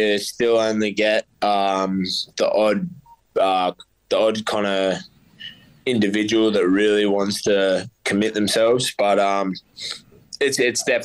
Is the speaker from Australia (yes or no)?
yes; Central Coast, New South Wales, Australia; I've felt nothing but love from my hometown, and I feel like they're all right behind me. The Central Coast has been like so supportive